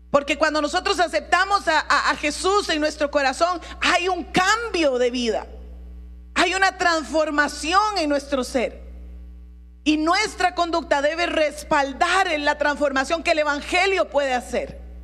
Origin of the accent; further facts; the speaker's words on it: Costa Rica; mi pasaporte dice que soy tica